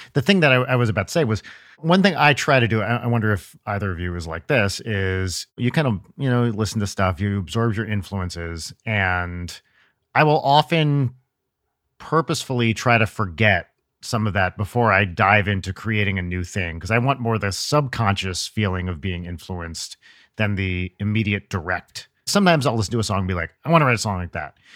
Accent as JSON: {"language": "English", "region": "New Jersey", "country": "United States", "said": "I'm from North Jersey"}